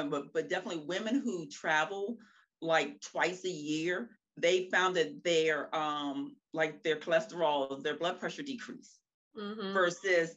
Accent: Maryland, United States; also born or lived in Seattle, Washington; growing up in the Maryland area

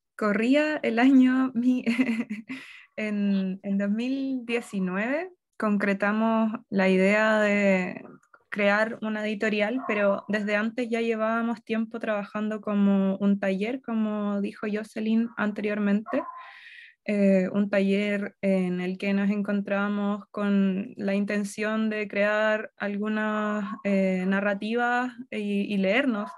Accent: Yungay, Ñuble, Chile; moved away; also born or lived in Concepción / Santiago; yo eh, crecí en Yungay, luego me fui a vivir a Concepción, y después ya de adulta vivía en Santiago

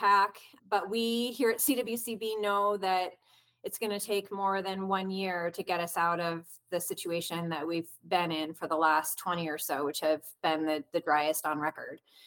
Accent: Colorado, United States; also born or lived in Oregon / Michigan / Seattle, Washington; I grew up in Colorado. I'm a native

